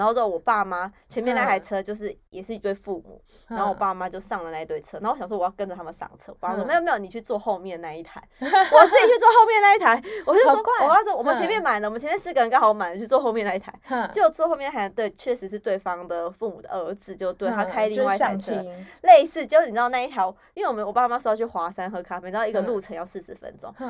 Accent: Yunlin County, Taiwan; moved away; 就我回回我们云林老家，

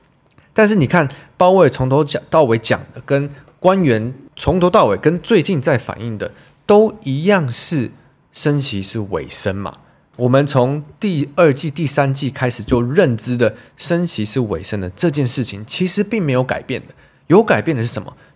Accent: Taiwan; 我以身为台湾人，为什么不担心会被中国大陆占领或是攻击？真的是每一两年就要吵一次这种话题。那我就会跟他们讲一下哦，我们台湾人怎么觉得啊？

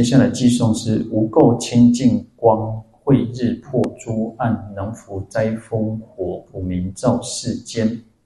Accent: Taiwan; 我们台湾人很善良

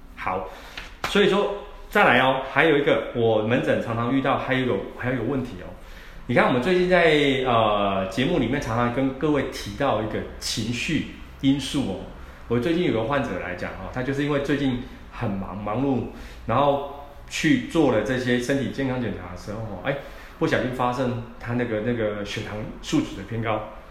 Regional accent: Taiwan; 我们台湾人啊，放这大节日

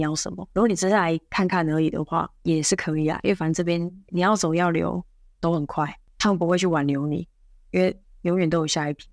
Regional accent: Taiwan; moved away as an adult; now in Singapore; 我不是中国人，我是台湾人

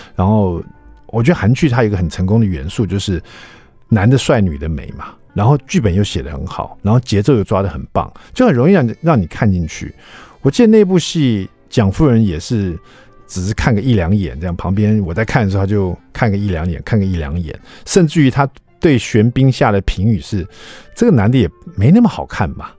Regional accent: Taiwan; 我们台湾人

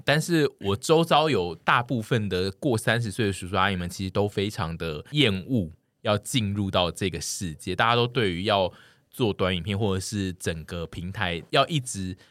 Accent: southern Taiwan, Taiwan; moved away; 很大一部分我的故乡的人本来就是这种心情。我的南部的朋友们本来就是一群都不爱排队的人

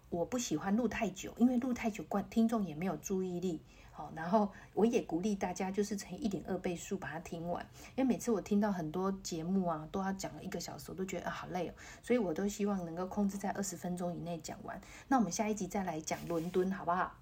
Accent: Taiwan; 我们台湾人

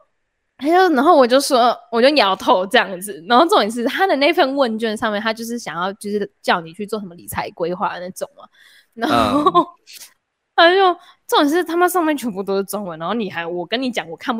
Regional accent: Singapore; 我从新加坡，我是新加坡人，我当然会就是觉得新加坡是一个熟悉的地方。

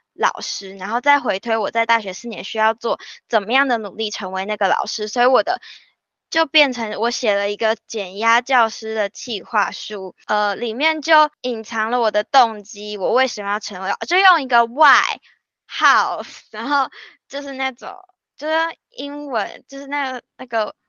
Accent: northern Taiwan, Taiwan; 尤其我是北部人，然后又会讲闽南语

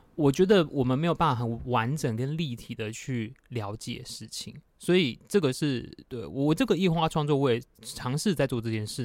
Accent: Tainan, Taiwan; 我就是小时候在新兴国宅长大

